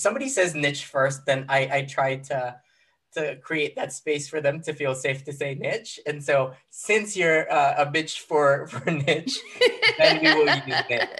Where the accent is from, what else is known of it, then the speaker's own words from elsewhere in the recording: Philippines; moved away as an adult; now in United States; I moved to the U.S., like quick side note, like I grew up in the Philippines. I was 18 when I moved to the U.S.